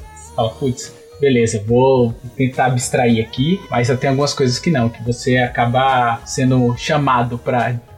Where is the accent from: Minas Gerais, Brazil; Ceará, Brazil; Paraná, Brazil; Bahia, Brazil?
Bahia, Brazil; now in São Paulo, Brazil; todo mundo sabe que eu vim da Bahia e aí eu sofri muito. Aqui em São Paulo, as pessoas têm aquele modo pejorativo de falar de baianão e tal